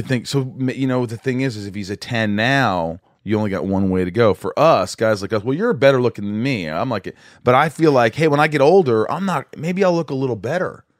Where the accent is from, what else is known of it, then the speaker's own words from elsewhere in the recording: Southern Indiana, United States; I grew up in Indiana, Southern Indiana